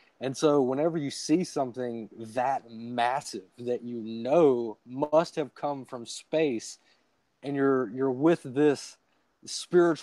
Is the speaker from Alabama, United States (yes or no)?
yes; Alabama, United States; I'm from Alabama. It's the Gulf Coast, so I live very close to the beach.